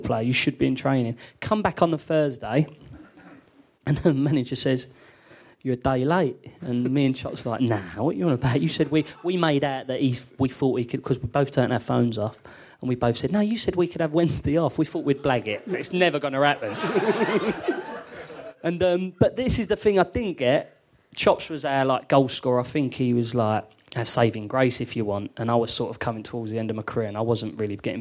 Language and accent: English; London, United Kingdom; I was brought up in London